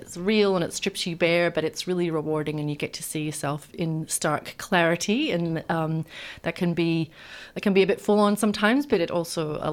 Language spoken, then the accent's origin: English; Scotland, United Kingdom; now in Australia; I grew up in Scotland